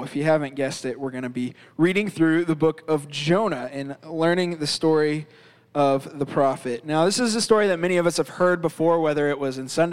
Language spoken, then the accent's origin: English; Florida, United States; now in Virginia, United States; I grew up in Florida, so I'm somewhat of an avid fisherman